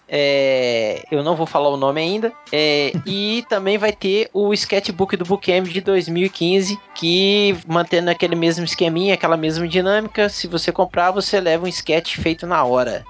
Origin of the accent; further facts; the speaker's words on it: Belo Horizonte, Minas Gerais, Brazil; aqui na minha terrinha, em Belzonte, Minas Gerais